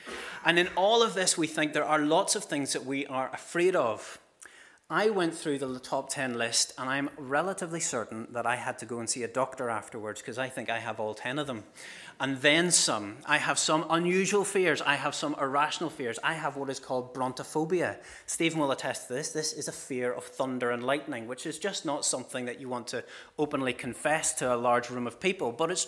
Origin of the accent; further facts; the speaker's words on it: Ballymena, Northern Ireland, United Kingdom; now in County Down, United Kingdom; I am a Ballymena man, born and bred, born in the Braid Valley. Now, why do I not sound like it? Well, I've ended up living most of my life now in County Down